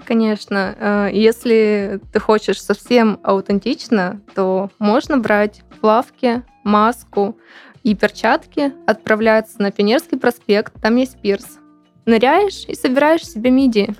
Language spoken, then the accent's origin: Russian; Anapa, Krasnodar Krai, Russia; moved away; also born or lived in Siberia; Все-таки Анапа мой не родной город, но я там прожила около 16 лет, практически с рождения так есть в Сибири